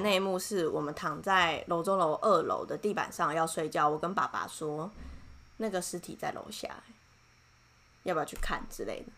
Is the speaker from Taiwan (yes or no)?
yes; Taiwan; 我是台湾人